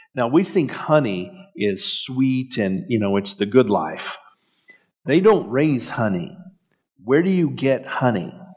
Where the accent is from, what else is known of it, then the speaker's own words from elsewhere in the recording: El Paso, Texas, United States; growing up in El Paso in the valley.